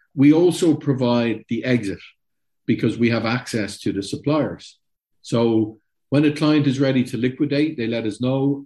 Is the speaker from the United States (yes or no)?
no; Ireland; I'm Irish